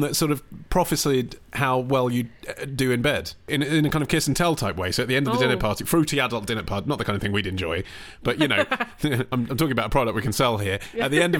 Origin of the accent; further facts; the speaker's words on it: Radlett, East of England, United Kingdom; Radlett in the 80s.